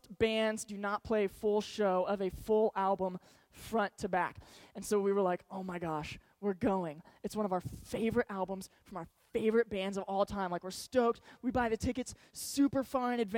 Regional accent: Georgetown, Texas, United States; I grew up in Georgetown, Texas, so it's about 30 minutes north of Austin

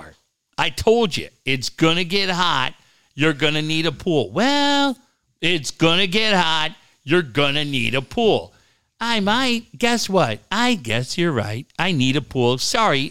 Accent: Encinitas, California, United States; also born or lived in Minneapolis; I grew up in Encinitas

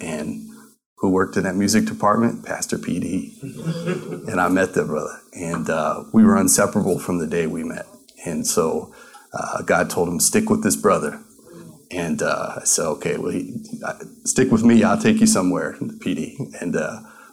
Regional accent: Colorado, United States; moved away as an adult; also born or lived in Tulsa, Oklahoma; now in Arizona, United States; I grew up actually in Colorado

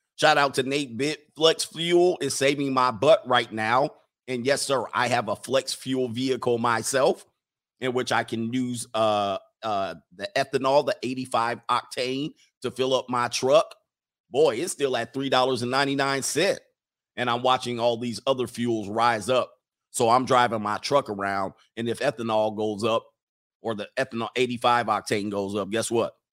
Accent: United States; As an American, as a real American

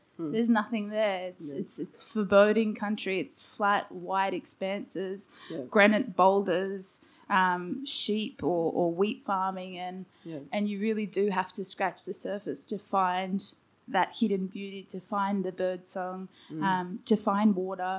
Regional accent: Wollongong, New South Wales, Australia; growing up on the coast

